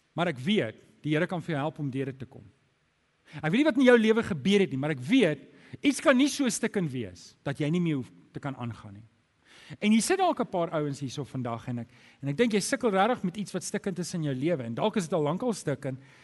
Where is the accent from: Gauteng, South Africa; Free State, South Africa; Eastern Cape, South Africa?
Gauteng, South Africa; Germiston; ek het groot geword in Germiston